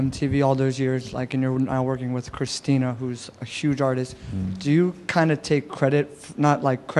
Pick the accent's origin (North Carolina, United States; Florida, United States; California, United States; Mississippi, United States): Florida, United States; Orlando; I mean, I'm from Orlando